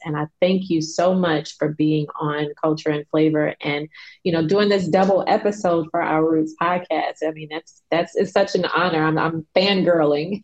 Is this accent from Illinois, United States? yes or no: yes; Chicago, Illinois, United States; I grew up in Chicago